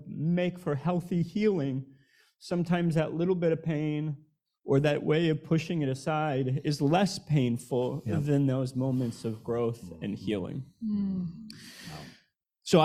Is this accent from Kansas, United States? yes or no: no; Wisconsin, United States; I grew up in Wisconsin in a small town of 6,000, moved to a much bigger town of 20,000